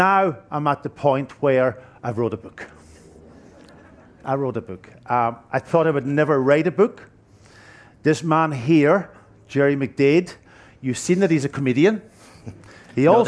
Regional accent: Donegal, Ulster, Ireland; moved away as an adult; also born or lived in Glasgow; I come from Donegal. You don't write books coming from Donegal.

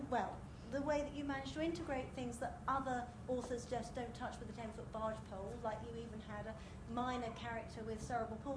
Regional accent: Scotland, United Kingdom; first language Gaelic; English is a second language; I'm a fluent Gaelic speaker and Gaelic's my first language.

